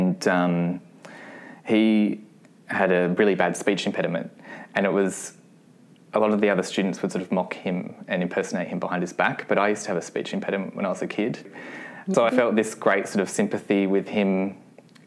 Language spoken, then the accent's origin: English; Adelaide, South Australia, Australia; I was born in Adelaide and I grew up in a suburb called Flagstaff Hill, which was about an hour out of the city